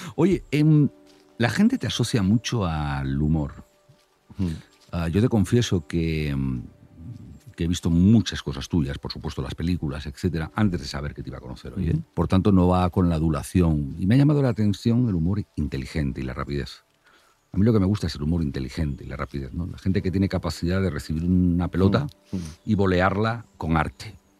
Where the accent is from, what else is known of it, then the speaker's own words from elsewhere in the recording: north of Santander, Cantabria, Spain; Yo soy del norte de Santander